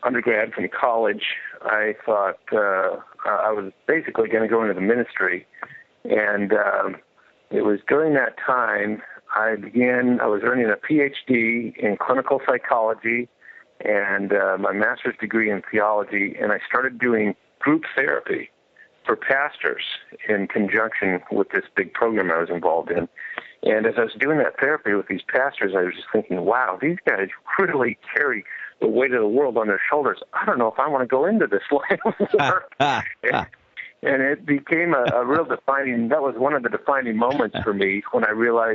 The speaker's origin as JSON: {"language": "English", "town": "Quincy", "region": "Massachusetts", "country": "United States", "tie": "born or raised there", "moved": "yes", "said": "I grew up in Quincy or Walton Bay, if people know Boston very well"}